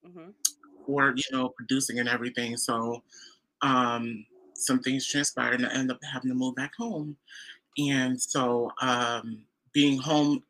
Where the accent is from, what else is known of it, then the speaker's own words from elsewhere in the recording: Waterbury, Connecticut, United States; I am from Waterbury, Connecticut, mm-hmm. here in the United